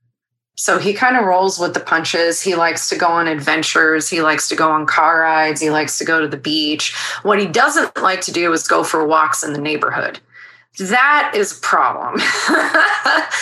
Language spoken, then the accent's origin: English; San Diego, California, United States; I'm from San Diego and my family lives here